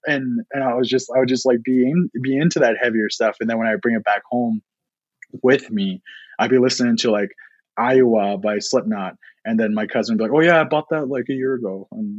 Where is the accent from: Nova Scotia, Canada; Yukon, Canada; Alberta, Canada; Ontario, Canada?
Alberta, Canada; Siksika Nation; also born or lived in Eden Valley Reservation; I would go to the Siksika Reservation where my mom is from and where I'm from. And then I would go to the Eden Valley Reservation where my dad is from.